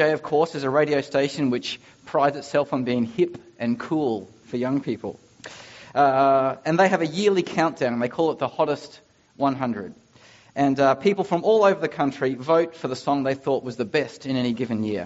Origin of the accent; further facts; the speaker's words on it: Ipswich, Queensland, Australia; I'm from Ipswich, just like Ashley Barty.